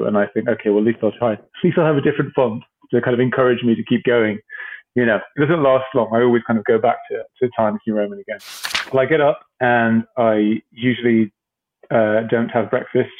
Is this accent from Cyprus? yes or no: yes; Cyprus; moved away; I grew up in Cyprus